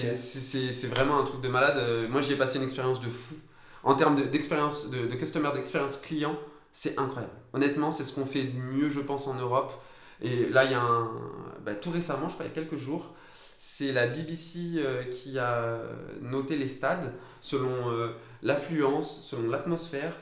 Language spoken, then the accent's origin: French; France; je suis français